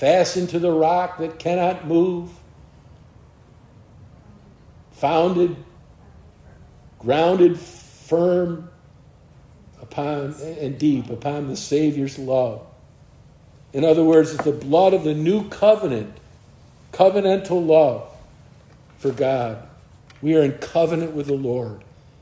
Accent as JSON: {"language": "English", "country": "United States", "said": "I'm an American."}